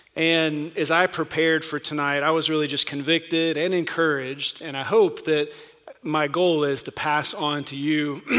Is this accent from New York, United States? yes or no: no; North Carolina, United States; accent: North Carolina; also born or lived in overseas; I was born and raised in North Carolina, and every now and then that North Carolina accent comes out, and I can't hide it too much. I don't have much of an accent because we lived overseas and spoke different languages